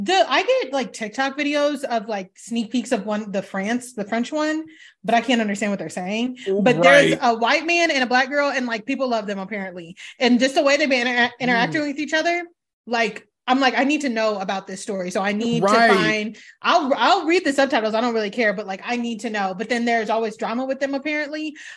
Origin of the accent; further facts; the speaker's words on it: East of England, United Kingdom; accent: British; She's sharpening herself up. I'm from Essex.